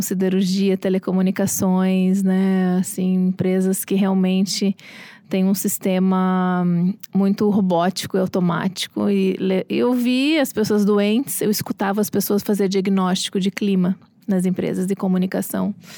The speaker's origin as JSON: {"language": "Portuguese", "town": "Porto Alegre", "region": "Rio Grande do Sul", "country": "Brazil", "also_born_or_lived": "Rio de Janeiro", "moved": "yes", "lives_now": "São Paulo, Brazil", "said": "eu sou de Porto Alegre"}